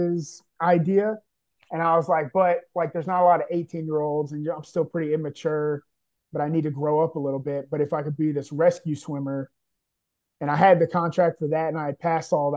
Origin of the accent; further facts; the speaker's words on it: Orlando, Florida, United States; also born or lived in Oviedo, Florida; born and raised in Orlando, Florida, and then recruited out of a smaller town just north of Orlando called Oviedo